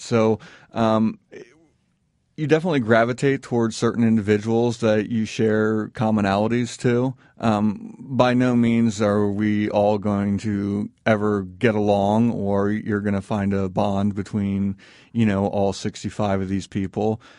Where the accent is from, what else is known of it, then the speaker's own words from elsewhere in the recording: East Coast, United States; also born or lived in Indiana; we grew up out in the East Coast, but, you know, always came back to Indiana 'cause that's where family was from